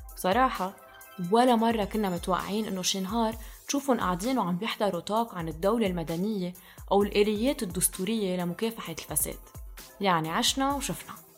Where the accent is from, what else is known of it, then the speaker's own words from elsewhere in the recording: Lebanon; نحن لبنانية